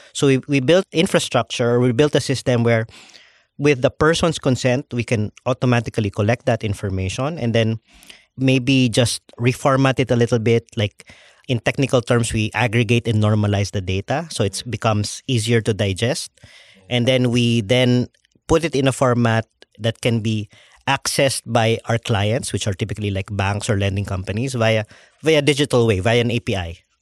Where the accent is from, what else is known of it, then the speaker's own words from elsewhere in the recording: Philippines; I'm the Filipino